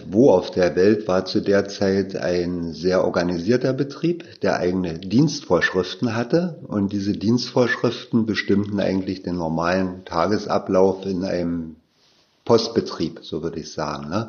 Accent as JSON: {"language": "German", "region": "Berlin", "country": "Germany", "tie": "born or raised there", "said": "Ich bin ja auch in Ostberlin aufgewachsen, 1959 in Berlin geboren"}